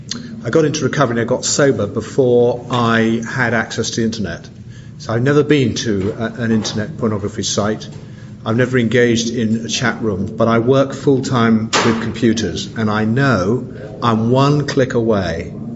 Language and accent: English; England, United Kingdom; I'm a sexaholic from England.